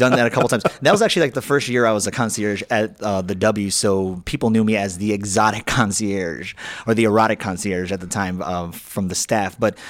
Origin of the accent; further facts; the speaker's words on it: Chicago, Illinois, United States; I grew up in the Bush neighborhood, which if you go down Lakeshore Drive past the South Shore Country Club, which is the south part of Chicago, you're going to get to Bush